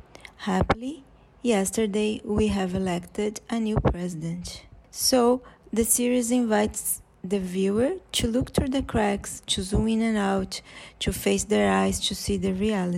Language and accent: English; Brazil; from Brazil.